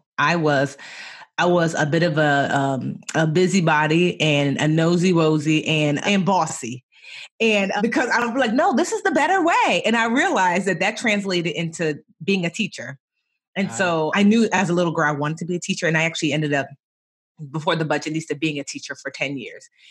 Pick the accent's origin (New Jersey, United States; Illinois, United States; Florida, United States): New Jersey, United States; also born or lived in Roselle, New Jersey; I was born in New Jersey, but my parents were both born and raised in Nigeria